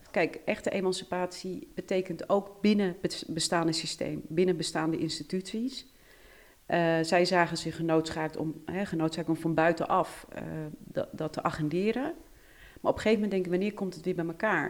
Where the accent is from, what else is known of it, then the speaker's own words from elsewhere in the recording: Netherlands; En ik ben Nederlands staatsburger. Ik ben hier geboren.